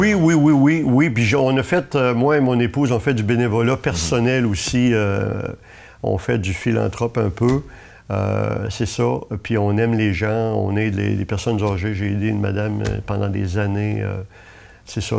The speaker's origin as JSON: {"language": "French", "town": "Gaspé", "region": "Quebec", "country": "Canada", "tie": "born or raised there", "said": "Moi, je suis né à Gaspé. Ça fait que toute ma vie, j'étais à Gaspé."}